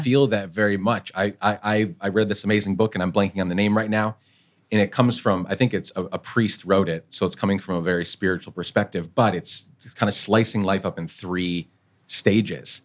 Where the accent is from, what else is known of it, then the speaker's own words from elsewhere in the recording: Guatemala; moved away; I grew up in Guatemala